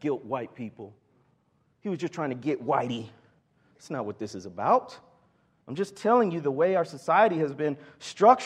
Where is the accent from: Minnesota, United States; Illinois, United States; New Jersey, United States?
Illinois, United States; Chicago; moved away as an adult; also born or lived in Mississippi Delta, Arkansas; I was born and raised in the Chicago area